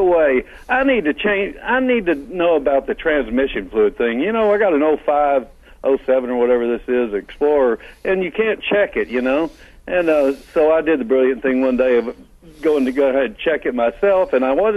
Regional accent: Texas, United States; I'm from Texas.

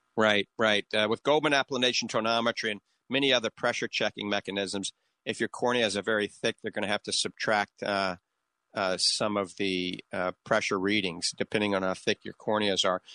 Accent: New Orleans, Louisiana, United States; accent: coonass (Cajun); now in The Villages, United States; that's my little bit of my coon ass accent. I guarantee you, I grew up in New Orleans

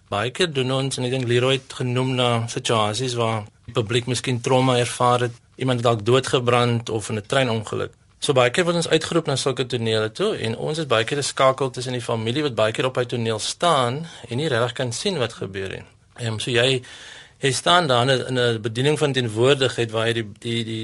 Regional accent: Stellenbosch, Western Cape, South Africa; Ek is van Stellenbosch, ja.

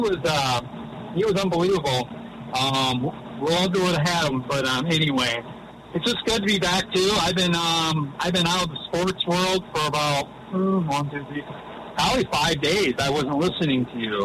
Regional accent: Richland Center, Wisconsin, United States; I'm from Richland Center, not far from La Crosse.

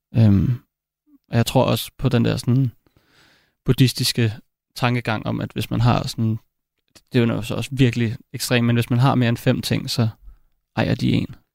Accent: Copenhagen, Capital Region of Denmark, Denmark; jeg voksede op i København

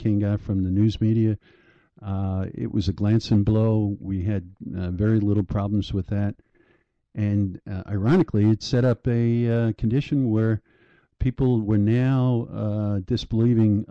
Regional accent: Breezy Point, New York, United States; also born or lived in Long Island; I grew up in Breezy Point after college

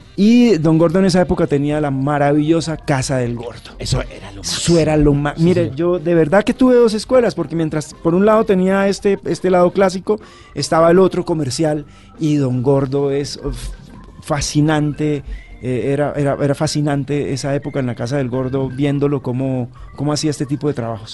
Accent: San Gil, Santander, Colombia; now in Bogotá, Colombia; mis padres a los seis meses eh, de yo haber nacido se fueron a vivir a San Gil

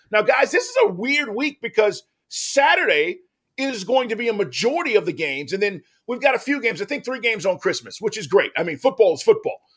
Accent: Texas, United States; as a kid, you know, growing up, uh, I'm from Texas.

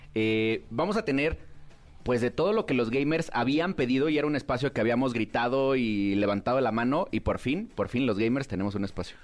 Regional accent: Mexico; como mexicanos, nunca falta el albur

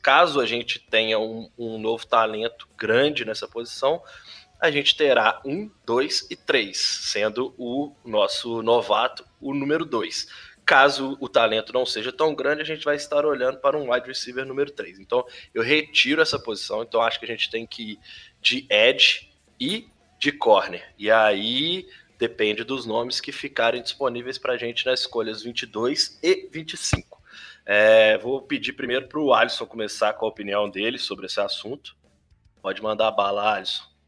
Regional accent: Belo Horizonte, Minas Gerais, Brazil; eu que sou de Belo Horizonte

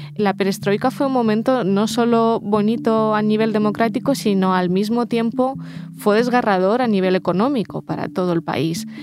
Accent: Ukraine; first language Russian; Spanish is a second language; now in Spain; Mi lengua materna y la lengua que sigo usando en casa es el ruso. Yo soy ruso parlante en, en, Ucrania, aunque, sea, aunque nací ucraniana, igual que mis padres

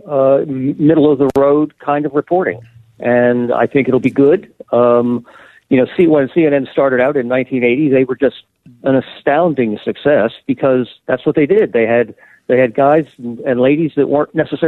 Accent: Bethel Park, Pennsylvania, United States; moved away; I was born in Bethel Park, and very proud to be there

